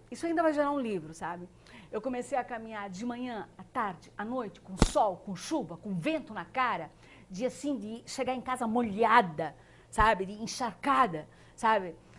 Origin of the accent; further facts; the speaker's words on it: Blumenau, Santa Catarina, Brazil; also born or lived in Indaial; Eu nasci em Blumenau, mas meus pais ainda moram em Indaial